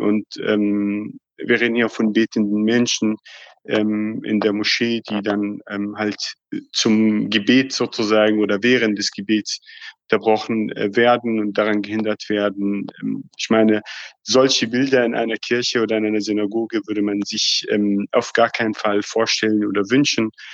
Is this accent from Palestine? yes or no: yes; Palestine; uns Palästinensern